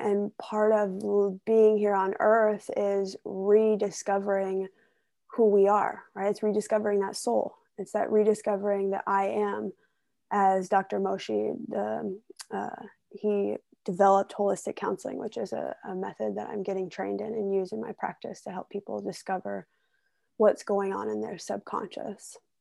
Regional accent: Ohio, United States; moved away; I grew up in Ohio in a small town

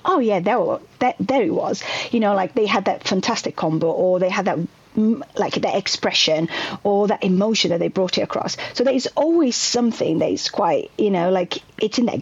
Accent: Brazil; English is a second language; moved away as an adult; now in United Kingdom; I'm originally from Brazil

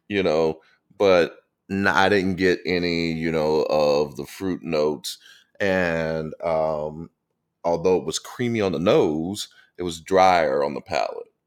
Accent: St. Louis, Missouri, United States; now in Atlanta, United States; Growing up in Saint Louis

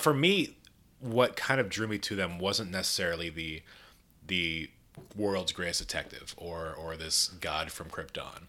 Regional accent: Clermont, Florida, United States; moved away as an adult; also born or lived in Orlando, Florida; now in Atlanta, United States; I grew up actually here in Claremont

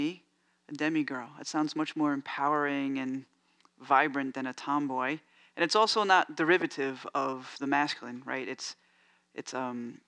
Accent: New York City, New York, United States; now in San Francisco, United States; I grew up in New York, in the Bronx

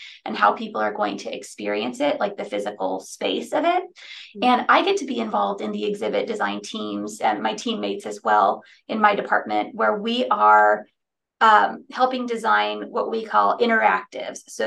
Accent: United States; also born or lived in Texas / New Mexico / North Carolina; now in Austin, United States; I'm from Texas and New Mexico and all my family's here.

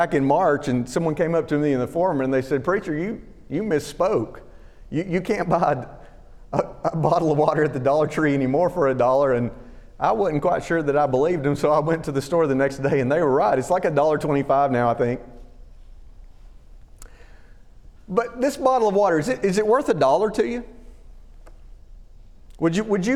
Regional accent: Alabama, United States; moved away as an adult; now in Northern Virginia, United States; growing up in Alabama, right, we didn't have professional football.

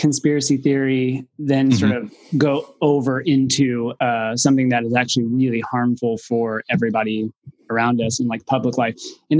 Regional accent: Waco, Texas, United States; from Waco, but I don't have anything to say.

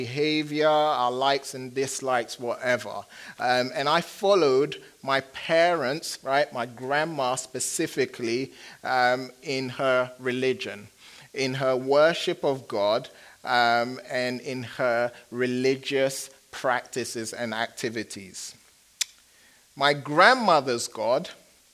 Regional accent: Kumasi, Ashanti, Ghana; I was born in Kumasi, which is the second largest city in Ghana, West Africa

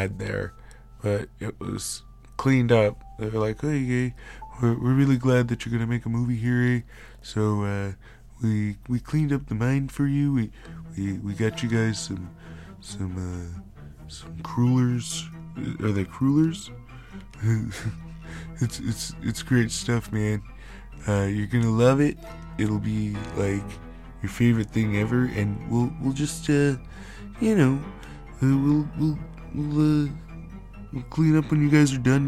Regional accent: United States; I'm American

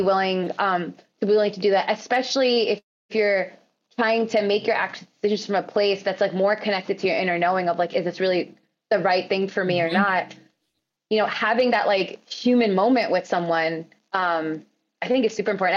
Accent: United States; I'm also American

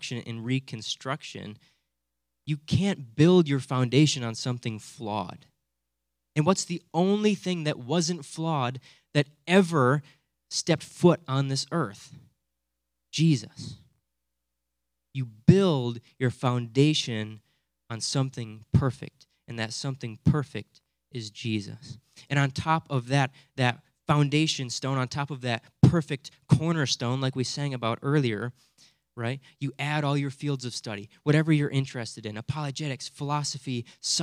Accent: Hudsonville, Michigan, United States; growing up in Hudsonville, I just sort of assumed that everyone's a Christian

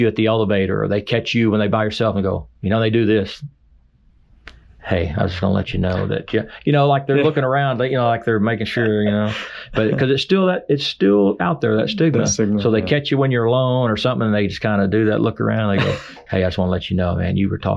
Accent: Oklahoma, United States; growing up in Oklahoma

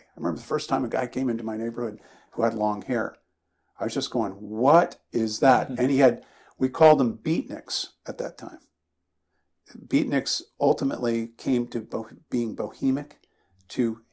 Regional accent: East Coast, United States; moved away as an adult; I grew up on the East Coast

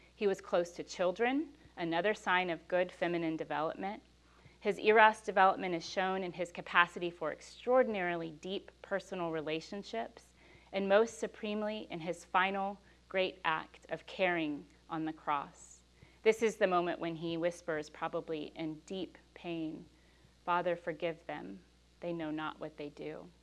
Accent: Texas, United States; accent: Texas; my Texas accented

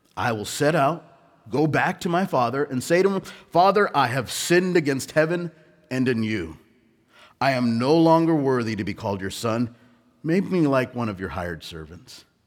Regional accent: Southern California, United States; also born or lived in India; I was born in India, but I was raised in Southern California

